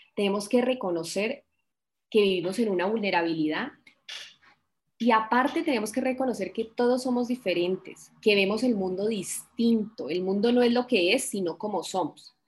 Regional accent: Colombia; como buena colombiana

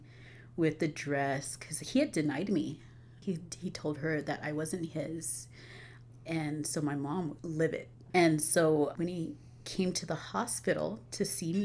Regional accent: Albuquerque, New Mexico, United States; I was born and raised here in Albuquerque, New Mexico

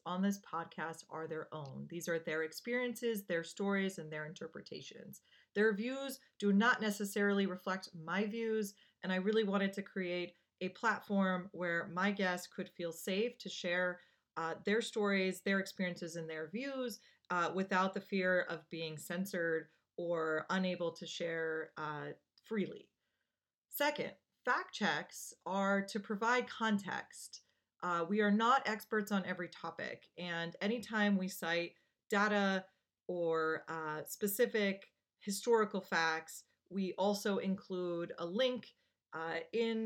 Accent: Gaithersburg, Maryland, United States; I grew up in Gaithersburg, Maryland, right outside of D.C.

